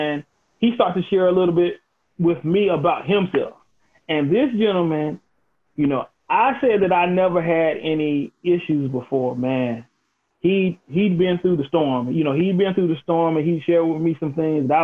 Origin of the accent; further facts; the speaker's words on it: Elizabeth City, North Carolina, United States; started my own firm in my hometown of Elizabeth City, North Carolina